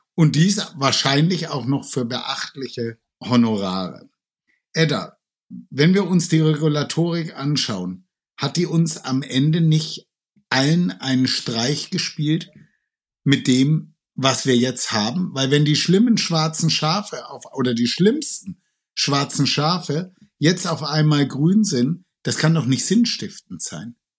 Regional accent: Franconia, Bavaria, Germany; now in Cologne, Germany; ich komme ursprünglich aus Franken. Ich lebe jetzt seit knapp 40 Jahren in Köln

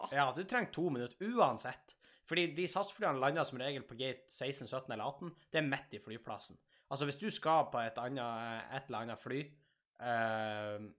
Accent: Tjongsfjord, Nordland, Norway; moved away; når jeg er hjemme i Tjongsfjord

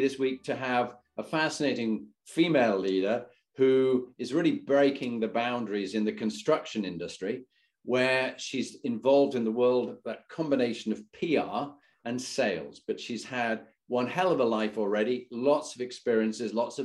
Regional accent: Halifax, Yorkshire and the Humber, United Kingdom; also born or lived in Scarborough; I was born in Scarborough, brought up in Halifax

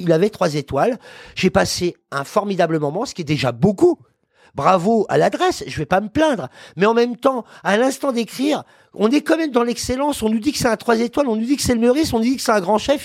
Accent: Paris, Île-de-France, France; Je suis parisien déjà

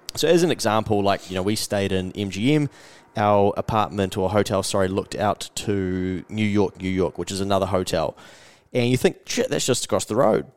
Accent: New Zealand; from New Zealand

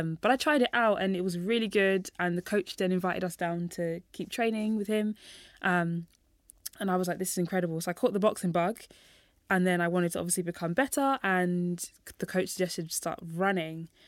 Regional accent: London, United Kingdom; I was born and raised in London

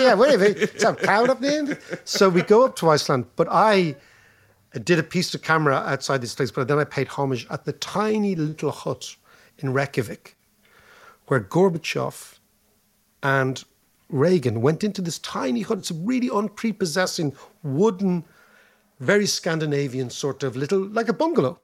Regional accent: Ireland

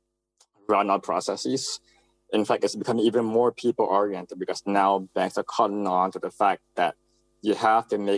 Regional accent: Singapore; also born or lived in United States; I was born in Singapore, went to school in the US and Singapore as well.

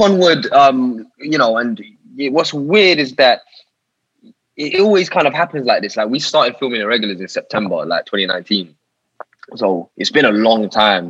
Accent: Harrow, London, United Kingdom; So I grew up in northwest London, a little town in northwest London called Harrow

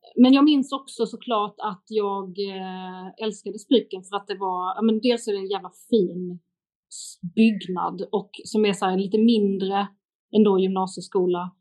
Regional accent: Lund, Skåne, Sweden; Lund, min hemstad

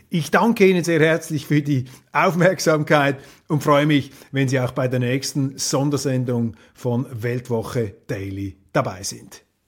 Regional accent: Switzerland

